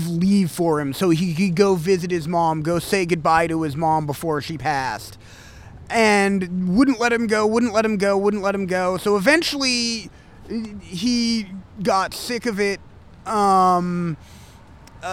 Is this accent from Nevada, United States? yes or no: no; Michigan, United States; I was originally from Michigan